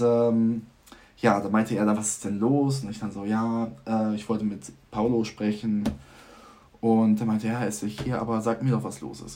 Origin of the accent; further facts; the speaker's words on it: Vechta, Lower Saxony, Germany; moved away as an adult; now in Groningen, Netherlands; ich komme aus Fechter, da wohnen 32.000 ja, Leute.